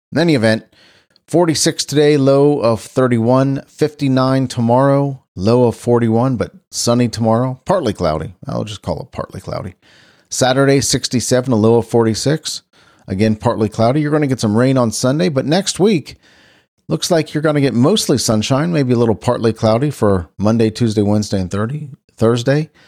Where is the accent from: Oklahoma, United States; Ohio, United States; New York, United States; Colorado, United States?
Ohio, United States; Cincinnati; my hometown, Cincinnati, Ohio